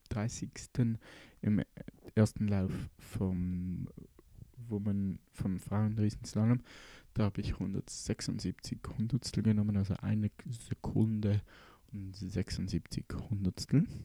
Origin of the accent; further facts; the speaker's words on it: Switzerland; Wie man merken kann, ähm, bin ich Schweizer und sehr, ähm, ja